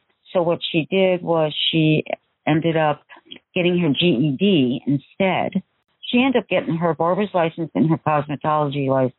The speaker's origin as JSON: {"language": "English", "region": "New Jersey", "country": "United States", "moved": "yes", "lives_now": "Washington, United States", "said": "We came from New Jersey, so tease hair was the thing. Big hair. They call it big hair. And she carried that through when we moved to Washington"}